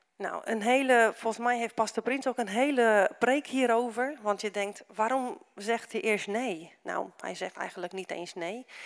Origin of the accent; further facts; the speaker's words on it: Romania; now in Netherlands; omdat ik uit Roemenië kom